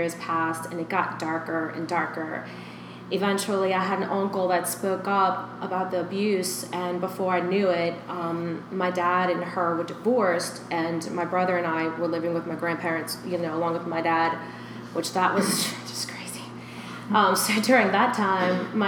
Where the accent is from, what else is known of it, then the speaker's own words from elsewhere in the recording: Louisiana, United States; also born or lived in Nicaragua; My dad and my mom had me here in Louisiana, and then my mom moved with me in Nicaragua, and I was there for like 3 years, because when I came back here, I couldn't speak English.